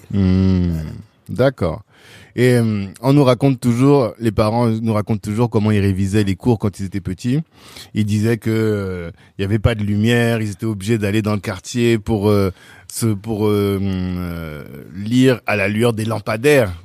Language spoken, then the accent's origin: French; southern Central African Republic, Central African Republic; nous, on est du Sud. et que le sud de la Centrafrique